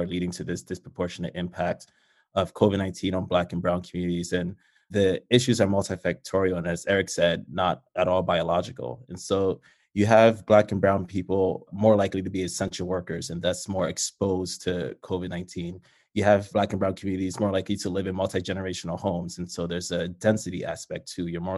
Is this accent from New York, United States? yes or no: yes; New York City, New York, United States; I'm from the Bronx